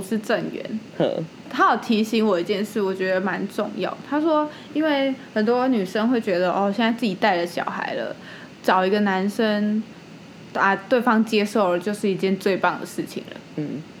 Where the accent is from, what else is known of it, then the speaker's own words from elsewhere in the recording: Taipei, Taiwan; 因为身为一个台北人，就是住在那种小小的公寓里面